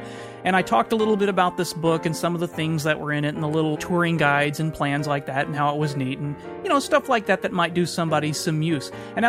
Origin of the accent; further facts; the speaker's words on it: Texas, United States; now in Des Moines, United States; summertime here in Des Moines, Iowa, USA, as temperatures rise to the mid-90s. It seems hot to me now, but I grew up in Texas and spent many summer vacations in Orlando and Arizona